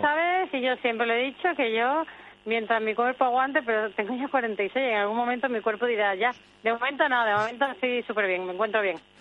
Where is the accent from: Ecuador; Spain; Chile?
Spain; also born or lived in Sweden; yo tengo doble nacionalidad desde que nací y bueno, me siento evidentemente española, me siento sueca